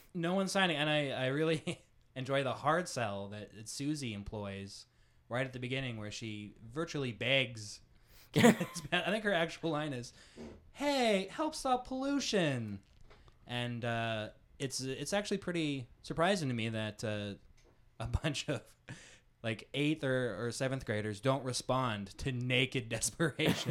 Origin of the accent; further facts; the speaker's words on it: Manitoba, Canada; where I grew up in Manitoba